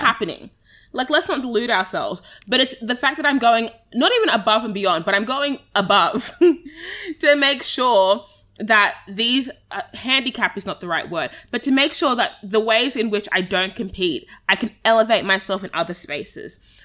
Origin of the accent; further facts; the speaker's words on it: Australia; as Australians